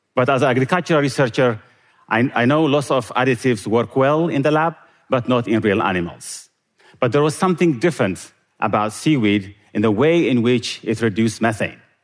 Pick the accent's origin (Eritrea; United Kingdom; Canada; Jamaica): Eritrea; moved away; Growing up in Eritrea